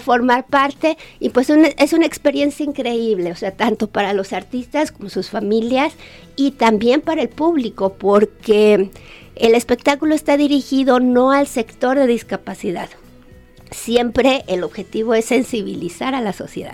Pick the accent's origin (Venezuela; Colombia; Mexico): Mexico; Guadalajara, Jalisco; moved away as an adult; also born or lived in Monterrey / Havana; Yo soy de aquí de Guadalajara